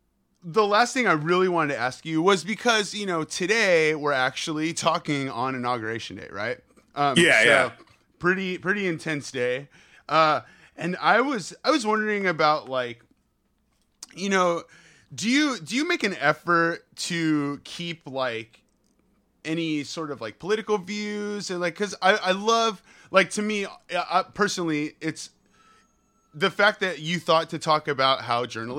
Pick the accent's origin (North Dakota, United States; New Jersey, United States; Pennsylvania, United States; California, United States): California, United States; I grew up like right outside of the Bay Area.